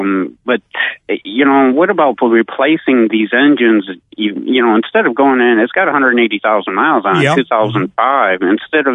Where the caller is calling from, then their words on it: Austin, Texas, United States; Austin, Texas.